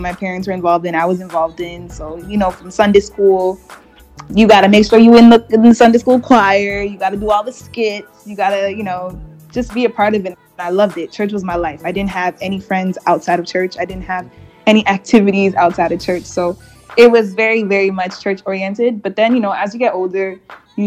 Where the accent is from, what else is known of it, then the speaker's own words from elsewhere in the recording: Montreal, Quebec, Canada; first language English; growing up in Montreal because it's so multicultural.